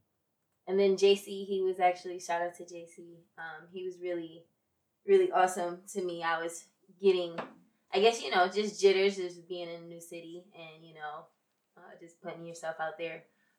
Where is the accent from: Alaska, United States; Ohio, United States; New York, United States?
New York, United States; Rochester; Rochester, New York.